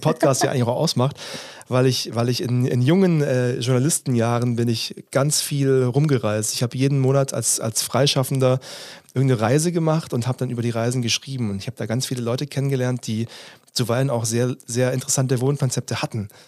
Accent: Stuttgart suburbs, Baden-Württemberg, Germany; ich komme aus dem Stuttgarter Speckgürtel, ich war so ein Großstadt, Mittel, Mittelstadt bis Großstadtkind.

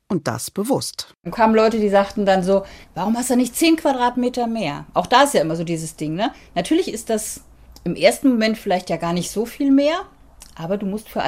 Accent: Hamburg, Germany; Ich komme aus Hamburg und die Familie, die hatten alle Reihenhäuser, aber winzig klein.

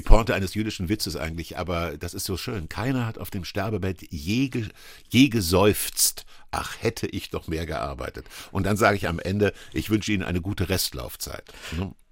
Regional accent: Kassel, Hesse, Germany; Ich bin äh, am Stadtrand von Kassel groß geworden

